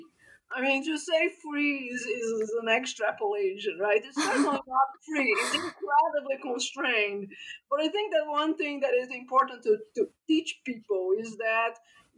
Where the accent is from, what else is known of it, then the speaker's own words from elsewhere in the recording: Brazil; moved away as an adult; now in United States; I grew up in Brazil, which is a very, very religious country